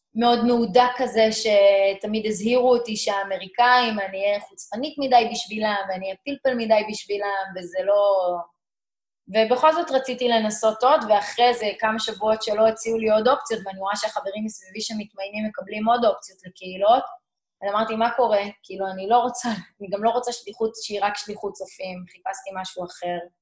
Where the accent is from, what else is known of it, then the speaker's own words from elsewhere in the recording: Meitar, Southern District, Israel; also born or lived in St. Louis, Missouri, United States; גדלתי במיתר, בדרום, זה יישוב קהילתי